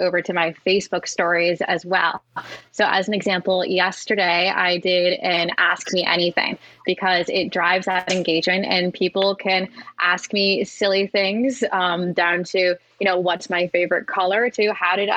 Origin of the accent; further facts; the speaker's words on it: Gulf Coast of Florida, United States; I grew up on the Gulf Coast of Florida as a power boater